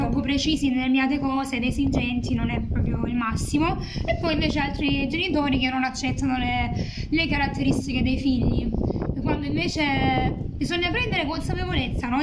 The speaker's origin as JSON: {"language": "Italian", "town": "Lecce", "region": "Apulia", "country": "Italy", "also_born_or_lived": "Macerata", "said": "sono molto legata alla mia terra, amo le tradizioni leccesi, insomma salentine"}